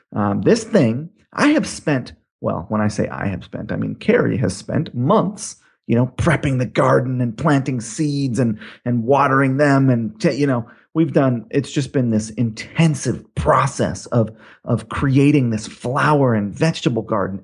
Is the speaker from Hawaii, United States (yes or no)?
yes; Hawaii, United States; I grew up in Hawaii